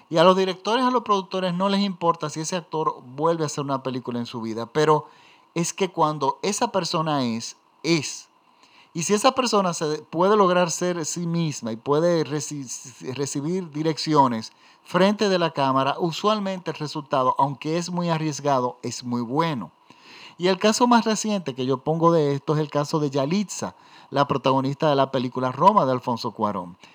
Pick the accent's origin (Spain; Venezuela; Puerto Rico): Venezuela; simboliza en Venezuela, a los venezolanos. Miren, en mi país hay una zona de la ciudad que se llama Gascoy.